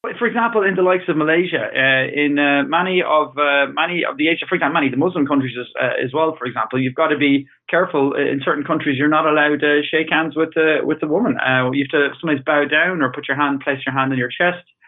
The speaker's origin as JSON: {"language": "English", "country": "Ireland", "said": "I'm Irish"}